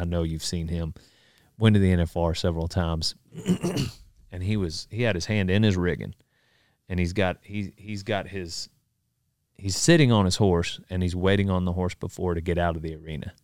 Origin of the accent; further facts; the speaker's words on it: Memphis, Texas, United States; I grew up in Memphis, Texas.